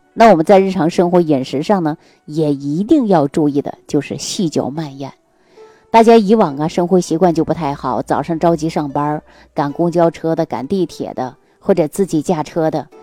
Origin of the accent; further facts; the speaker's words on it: Northeast China, China; 我们东北老家